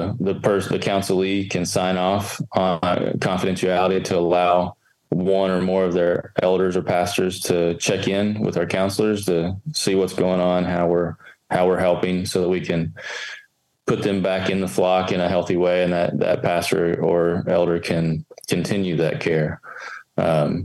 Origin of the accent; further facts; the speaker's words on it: Kentucky, United States; I grew up in Kentucky